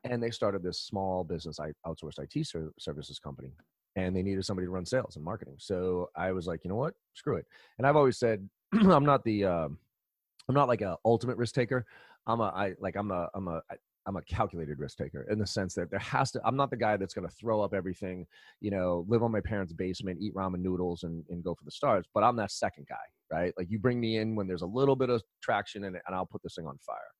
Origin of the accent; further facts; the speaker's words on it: Boston, Massachusetts, United States; also born or lived in Maryland; I grew up here in Boston, went to college down in Maryland